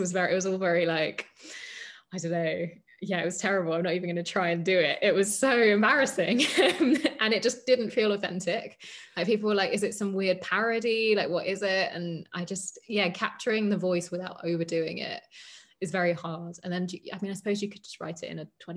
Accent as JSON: {"language": "English", "region": "London", "country": "United Kingdom", "tie": "born or raised there", "said": "I grew up in London"}